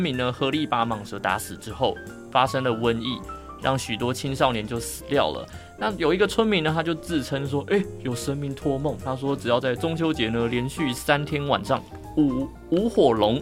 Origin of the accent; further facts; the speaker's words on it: Tainan, Taiwan; moved away; 我也想要天天都在台南